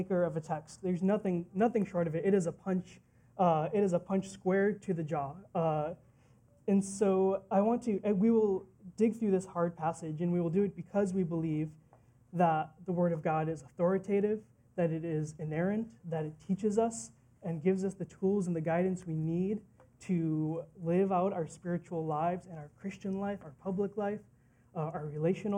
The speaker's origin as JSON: {"language": "English", "town": "Green Bay", "region": "Wisconsin", "country": "United States", "tie": "born or raised there", "also_born_or_lived": "New Delhi, India", "said": "I was raised in the Midwest in Green Bay, Wisconsin"}